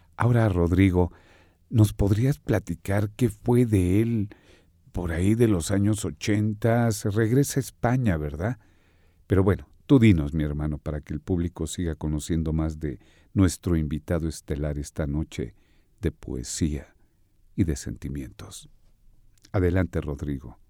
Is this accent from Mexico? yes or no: yes; Mexico; En nuestro México lindo y querido